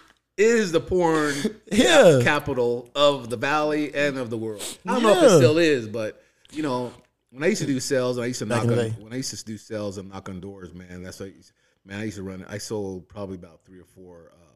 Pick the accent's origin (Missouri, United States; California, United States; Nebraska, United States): California, United States; San Bernardino; Man, when I moved out here from San Bernardino, me and my brother-in-law, we were like, man, we need to get work